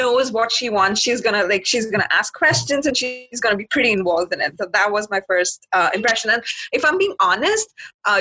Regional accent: India; moved away as an adult; now in Canada; I'm from India, but currently I'm studying in Canada, pursuing my postgrad studies

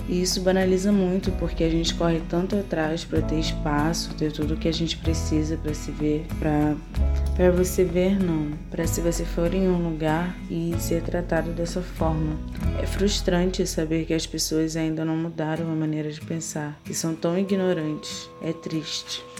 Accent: Rio de Janeiro, Brazil; now in São Paulo, Brazil; sou carioca, mas atualmente moro em São Paulo

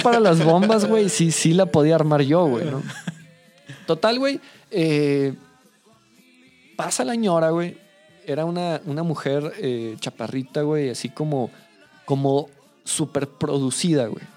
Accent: Mexico City, Mexico; now in Saltillo, Mexico; yo soy de familia chilanga, güey. Eh, nací en Ciudad de México

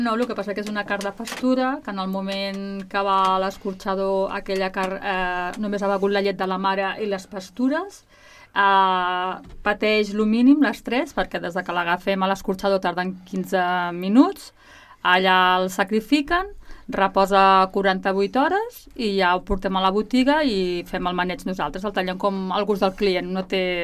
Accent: Barcelona, Catalonia, Spain; moved away as an adult; also born or lived in Gerri, Noguera; now in Noguera, Spain; jo soc de Barcelona

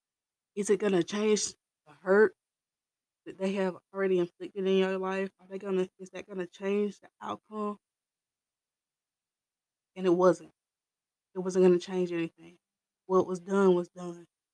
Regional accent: the South, United States; I'm raised from the South, okay, like deep in the South

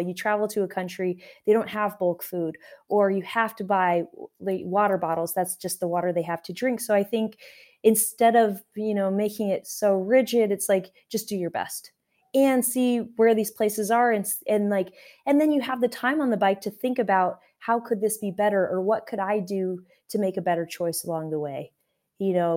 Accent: Alaska, United States; now in Tucson, United States; I grew up in Alaska

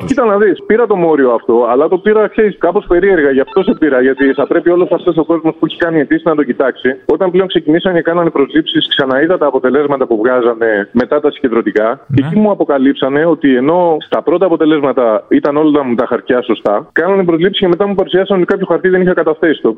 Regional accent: Euboea, near Aliveri, Central Greece, Greece; now in Athens, Greece; από συμπατριώτη, από την Εύβοια.

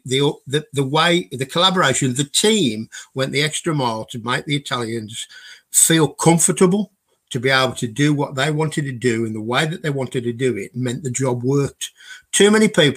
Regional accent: Glasgow, Scotland, United Kingdom; accent: Glaswegian; my accent's pretty strong. Trying to understand a real Glaswegian

